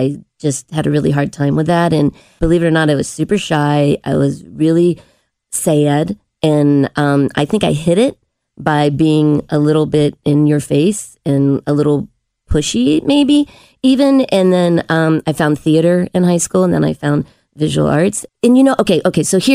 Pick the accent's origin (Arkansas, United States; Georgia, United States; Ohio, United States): Ohio, United States; Cincinnati; I was born in Golf Manor. I lived there till like third grade. So I got a great little education when I was little. And then I moved to Kenwood and with my family and went to Indian Hill High School and elementary school. So yeah, I've never left